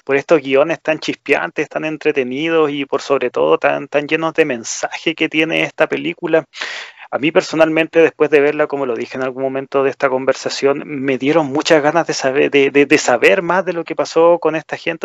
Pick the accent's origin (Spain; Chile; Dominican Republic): Chile; en nuestro país